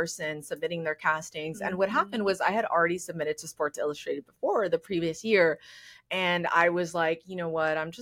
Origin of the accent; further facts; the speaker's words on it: El Paso, Texas, United States; I grew up in El Paso, which is predominantly Hispanic